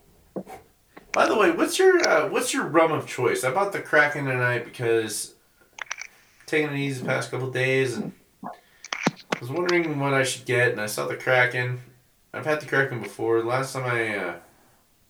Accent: Albuquerque, New Mexico, United States; now in Colorado, United States; I'm from Albuquerque.

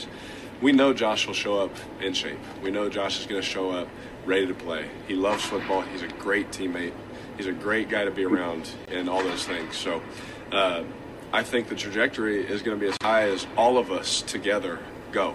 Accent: Fresno, California, United States; born or raised there

